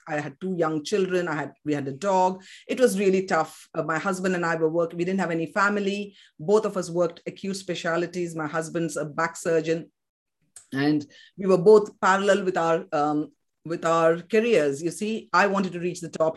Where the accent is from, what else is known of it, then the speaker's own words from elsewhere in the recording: Kolkata, West Bengal, India; English is a second language; moved away; I was born in West Bengal, in Calcutta, in Kolkata as it's called now. Uh, so I grew up speaking fluent Bengali.